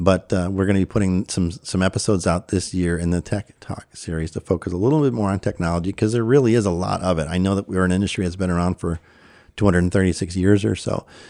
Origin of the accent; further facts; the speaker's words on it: Chicago, Illinois, United States; moved away; also born or lived in Maryland / Conroe, Texas; I was born and raised in the Chicago area